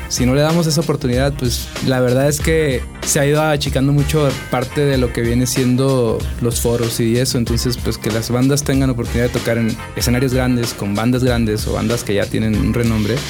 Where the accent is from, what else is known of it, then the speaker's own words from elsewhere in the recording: Ciudad Obregón, Sonora, Mexico; now in Mexico City, Mexico; Yo soy de Ciudad Obregón, eh, una ciudad que no parece ciudad